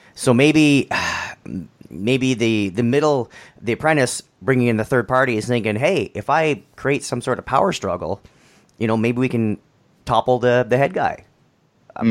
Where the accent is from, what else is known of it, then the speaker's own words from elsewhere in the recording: Canada; I'm I'm Canadian